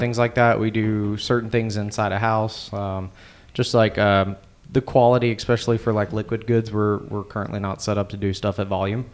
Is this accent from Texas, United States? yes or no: yes; Houston, Texas, United States; also born or lived in Beaumont, Texas; I was born in Beaumont, grew up in Houston